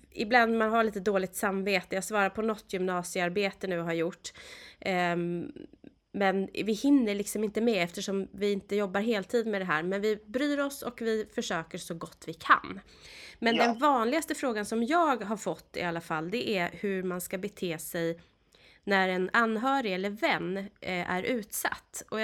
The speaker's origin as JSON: {"language": "Swedish", "region": "Värmland", "country": "Sweden", "said": "Ja, men jag är ju värmlänning, men vi går inte dit utan vi, vi går..."}